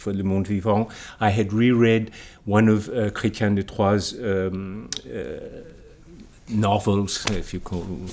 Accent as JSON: {"language": "English", "country": "United States", "tie": "born or raised there", "moved": "yes", "said": "I was born in Barbaria"}